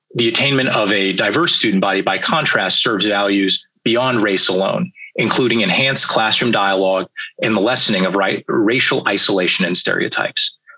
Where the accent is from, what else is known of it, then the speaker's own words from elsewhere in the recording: California, United States; my home state of California's